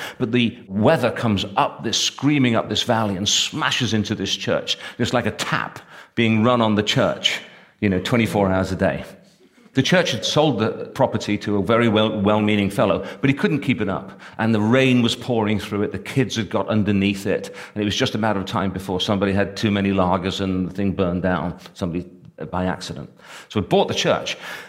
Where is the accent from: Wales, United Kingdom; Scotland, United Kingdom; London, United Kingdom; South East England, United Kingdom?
Wales, United Kingdom; I call it sort of, you know, being unconvincingly Welsh because I don't sound Welsh